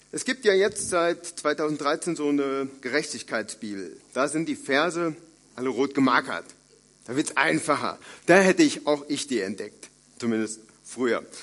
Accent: North Rhine-Westphalia, Germany; Ich komme aus dem Siegerland, äh, also einer frommen Kante in Deutschland.

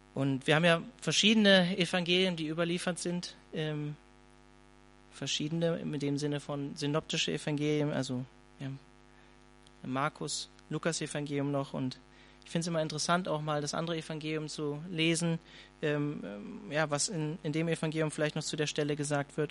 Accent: Hanover, Lower Saxony, Germany; ich komme eigentlich aus der Kell, eigentlich aus Hannover

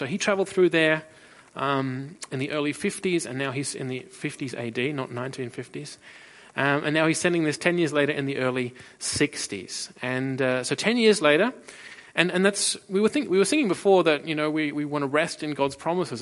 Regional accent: Australia; now in Freiburg, Germany; I'm originally from Australia

